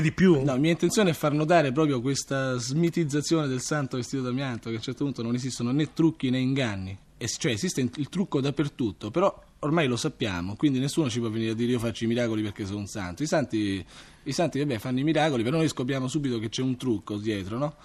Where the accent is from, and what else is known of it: Rome, Lazio, Italy; born or raised there; also born or lived in Crotone, Calabria